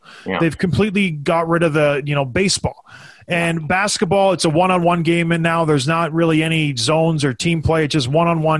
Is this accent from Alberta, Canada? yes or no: no; near Toronto, Ontario, Canada; I grew up right near Toronto loving the Bruins.